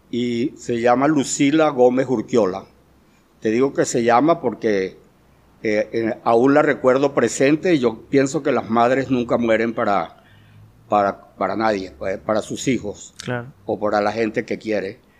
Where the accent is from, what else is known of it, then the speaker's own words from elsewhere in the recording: Guanare, Portuguesa, Venezuela; also born or lived in Mérida; yo soy eh, guanareño, así como dice el poeta Pepo Burgo, del propio barro peñitero.